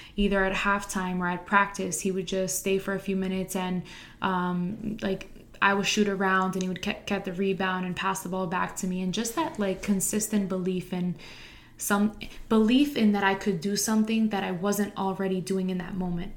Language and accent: English; Harrison, New Jersey, United States; I teach in my hometown where I also went to school